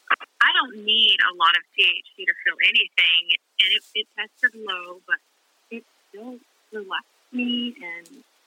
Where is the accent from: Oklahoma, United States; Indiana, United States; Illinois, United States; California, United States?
Oklahoma, United States; I was born in Oklahoma.